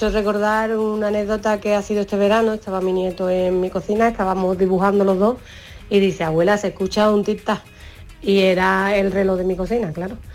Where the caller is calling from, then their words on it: Seville, Andalusia, Spain; de Sevilla.